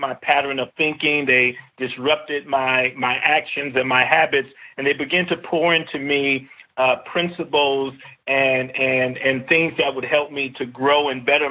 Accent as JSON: {"language": "English", "town": "Compton", "region": "California", "country": "United States", "tie": "born or raised there", "said": "I grew up in a city called Compton"}